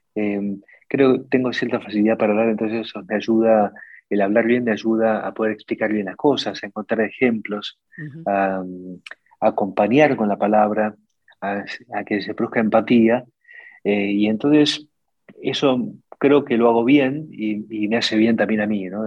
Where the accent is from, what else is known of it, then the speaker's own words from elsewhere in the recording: Argentina; la Argentina el, 45% del empleo y el PBI lo generamos las pymes